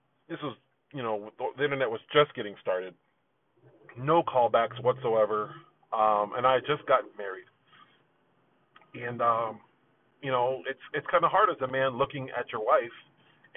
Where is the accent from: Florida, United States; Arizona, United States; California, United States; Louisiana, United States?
Arizona, United States; Phoenix; also born or lived in New Haven, Connecticut; I grew up on the west side of Phoenix